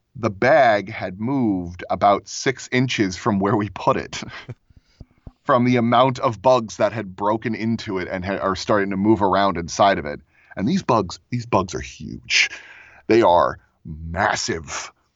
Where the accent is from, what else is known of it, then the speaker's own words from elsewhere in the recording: Florida, United States; now in Lakewood, United States; I grew up in Florida, um, on a sailboat. I lived there for about twelve years